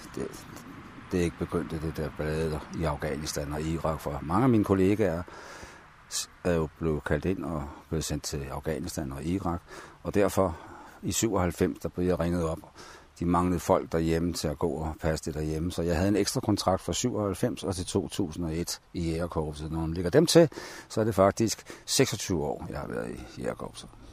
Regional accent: Copenhagen, Capital Region of Denmark, Denmark; moved away as an adult; jeg er født i København i 1944 på Rigshospitalet og boede de første 21 år i København

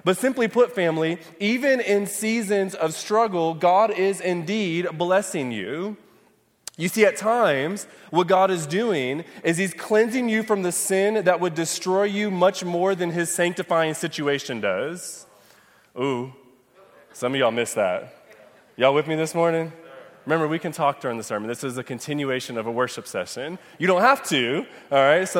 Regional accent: Michigan, United States; moved away; I'm from Michigan

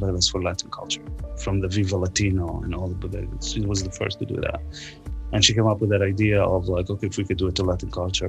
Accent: Palestine; moved away as an adult; like I was born in Palestine, I was there till I was 30 years old.

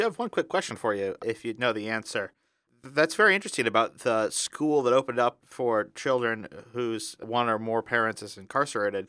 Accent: Indiana, United States; my home state of Indiana

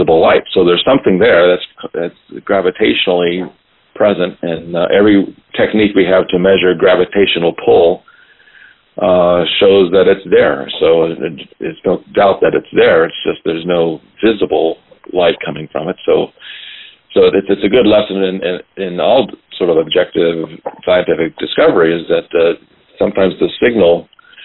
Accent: Baton Rouge, Louisiana, United States; moved away; I am from Louisiana, and I'm actually from Baton Rouge

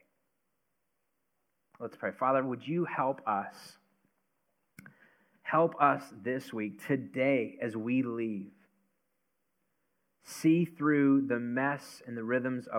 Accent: United States; we're American

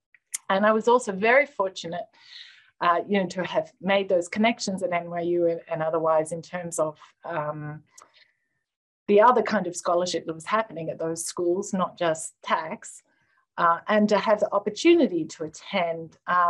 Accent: Australia; now in United States; So I came over from Australia to the US.

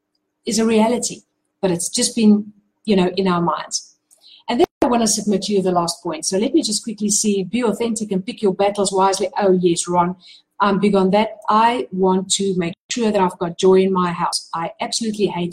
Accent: South Africa; I'm from South Africa

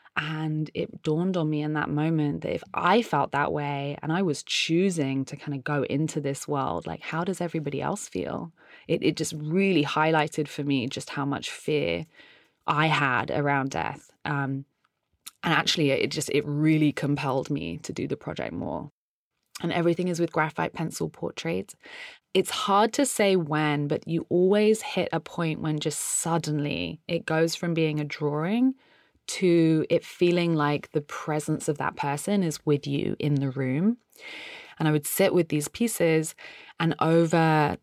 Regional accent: United Kingdom; now in San Francisco, United States; I'm a British artist who lives in San Francisco.

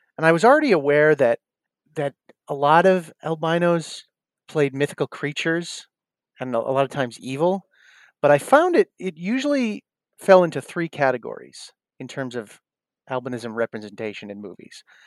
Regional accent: South Shore, Massachusetts, United States; moved away; also born or lived in Los Angeles / New York; I grew up in South Shore, Mass

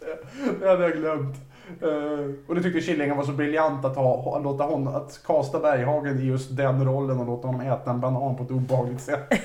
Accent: Vaxholm, Stockholm County, Sweden; i Vaxholm, där jag växte upp

